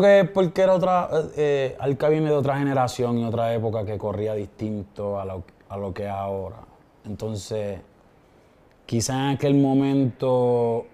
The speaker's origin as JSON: {"language": "Spanish", "town": "Vega Baja", "country": "Puerto Rico", "said": "Yo soy de, de Vega Baja, en Puerto Rico"}